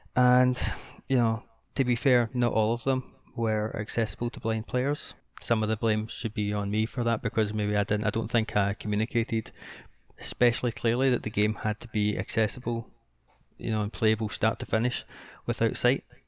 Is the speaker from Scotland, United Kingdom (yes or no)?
yes; Scotland, United Kingdom; I'm Scottish